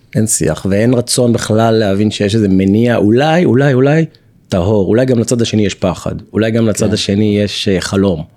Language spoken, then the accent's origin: Hebrew; Tel Aviv, Tel Aviv District, Israel; גדלתי ברמת אביב, בדירת שלושה חדרים, ישן עם אח שלי בחדר עד גיל 18